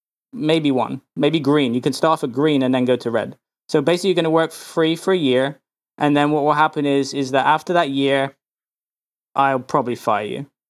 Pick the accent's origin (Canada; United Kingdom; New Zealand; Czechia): United Kingdom; England; now in United States; Well, I was brought up in England, and I really didn't like it there.